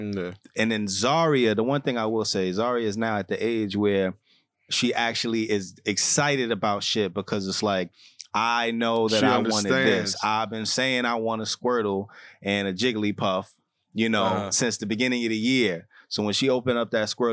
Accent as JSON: {"language": "English", "region": "New York", "country": "United States", "said": "I was from New York"}